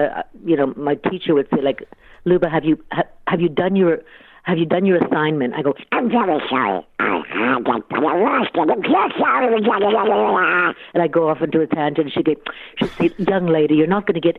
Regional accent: Ottawa, Ontario, Canada; growing up in Ottawa

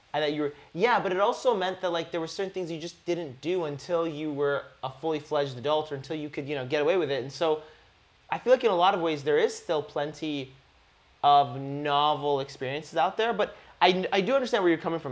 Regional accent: Canada; I grew up in Canada. I was blessed to grow up in Canada

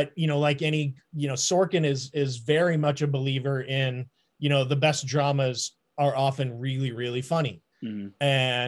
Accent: Midwest, United States; a white guy growing up in the Midwest

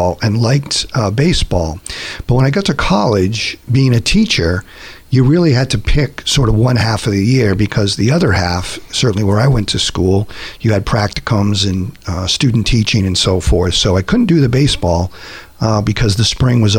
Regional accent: Massachusetts, United States; moved away; I was born and raised in Massachusetts, family of five

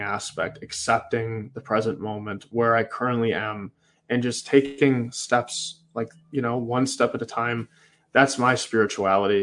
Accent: Manitowoc, Wisconsin, United States; I'm from Manitowoc, Wisconsin

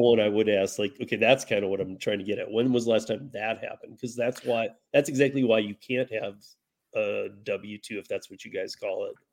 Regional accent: Michigan, United States; moved away as an adult; grew up in Michigan, and I learned bartending and all that in Michigan

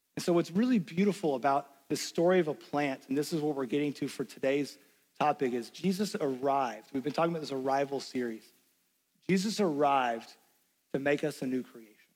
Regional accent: Knoxville, Tennessee, United States; moved away; also born or lived in Lexington, Kentucky; I grew up in Knoxville, Tennessee

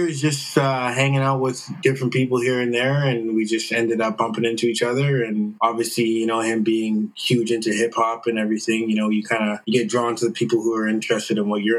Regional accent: Victoria, British Columbia, Canada; moved away as an adult; now in Vancouver, Canada; I'm originally from Victoria. I grew up there, born and raised, and I came through to Vancouver in 2009.

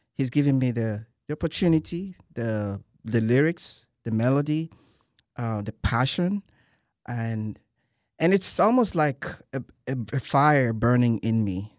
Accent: Nigeria; moved away as an adult; now in College Station, United States; I'm originally from Nigeria

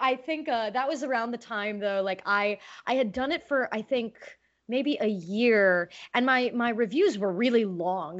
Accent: California, United States; growing up in California

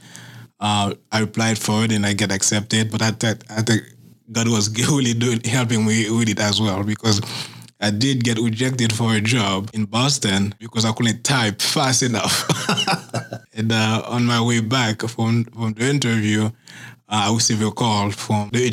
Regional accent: Haiti; moved away as an adult; now in Massachusetts, United States; growing up in Haiti, mm-hmm. I was very, very poor

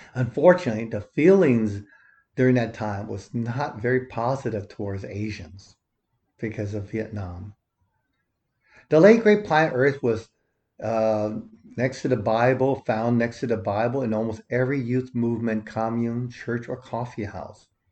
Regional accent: Los Angeles, California, United States; settled in Los Angeles, where I was born

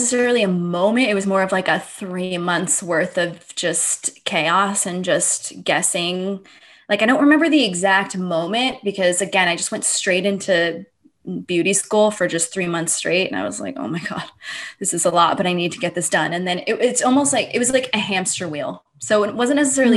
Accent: Long Beach, California, United States; I'm originally from Long Beach

